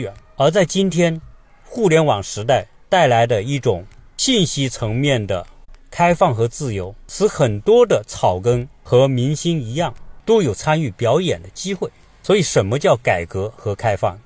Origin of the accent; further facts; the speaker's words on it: China; moved away as an adult; now in United States; 我们从小生活在一个小城市，直到今天，我回来看看的时候，我仍然觉得我们就是一个小城市